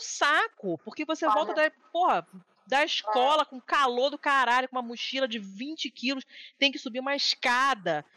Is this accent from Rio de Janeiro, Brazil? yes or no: yes; Rio de Janeiro, Brazil; moved away; no prédio onde eu nasci, fui criada no Rio